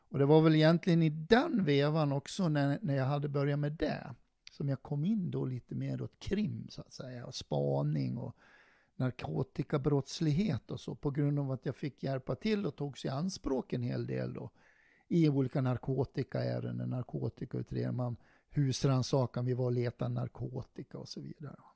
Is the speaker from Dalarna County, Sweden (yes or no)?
yes; Dalarna County, Sweden; accent: Dalarna dialect; moved away as an adult; also born or lived in Stockholm / Varberg; now in Örebro, Sweden; Jag kommer ju från Dalarna och det är väl ingen som tvekar på det. De hör väl min dialekt